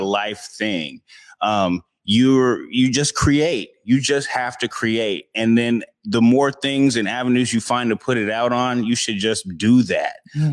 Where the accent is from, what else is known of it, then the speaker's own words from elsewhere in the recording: Seattle, Washington, United States; I've been out here for my whole life, born and raised in Seattle